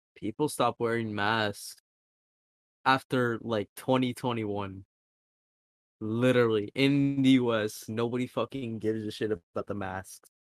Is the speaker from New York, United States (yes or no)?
no; New Jersey, United States